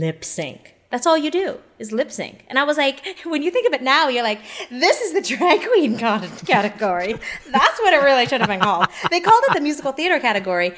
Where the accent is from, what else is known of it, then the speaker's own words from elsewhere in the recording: Canada; moved away; I'm originally from Canada